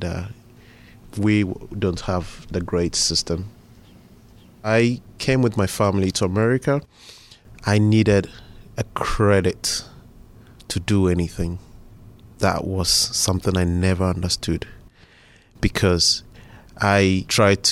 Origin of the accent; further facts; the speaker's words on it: Tema, Greater Accra, Ghana; now in Pittsburgh, United States; I was born in Ghana in a city called Tema